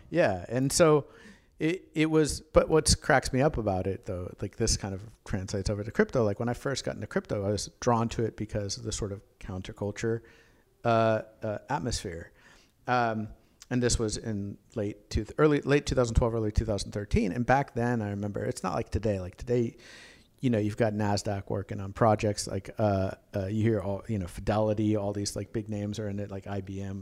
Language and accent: English; Tulsa, Oklahoma, United States; also born or lived in Schenectady, New York; I grew up in Tulsa